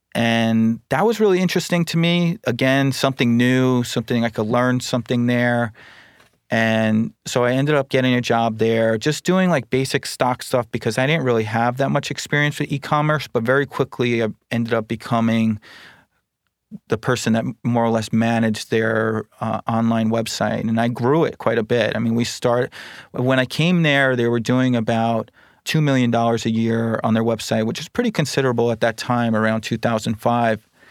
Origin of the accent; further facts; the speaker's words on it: Huntington, New York, United States; So I grew up on Long Island in the Huntington area, so it's Suffolk County